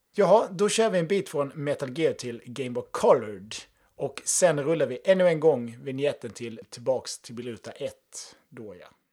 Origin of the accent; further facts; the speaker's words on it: Halmstad, Halland County, Sweden; min hemstad Halmstad